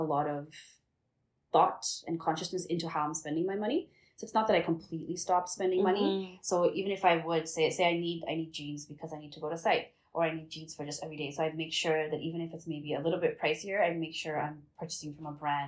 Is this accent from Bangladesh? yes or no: yes; Bangladesh; now in Canada; where we come from Bangladesh